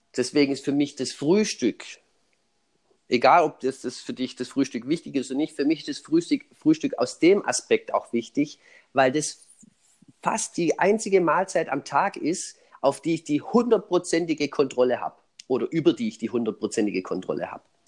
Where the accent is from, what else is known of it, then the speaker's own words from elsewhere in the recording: Swabia, Germany; für mich als Schwabe